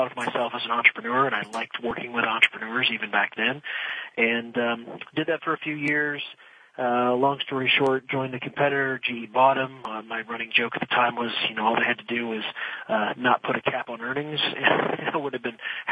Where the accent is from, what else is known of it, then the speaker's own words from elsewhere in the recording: Midwest, United States; moved away as an adult; also born or lived in Philadelphia / Washington, D.C.; now in Florida, United States; I grew up, I'm a Midwesterner. I'm a what I call an enlightened Midwesterner because growing up there, I actually moved to Florida about 15 years ago.